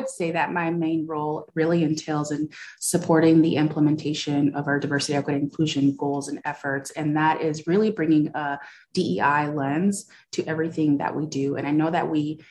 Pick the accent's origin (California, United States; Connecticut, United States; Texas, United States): California, United States; moved away as an adult; also born or lived in Iowa; I'm from California